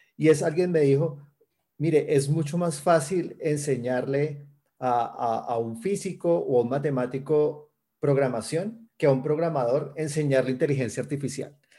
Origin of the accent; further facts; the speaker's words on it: Cali, Valle del Cauca, Colombia; yo soy de Cali, Colombia. Eh, allá he vivido toda mi vida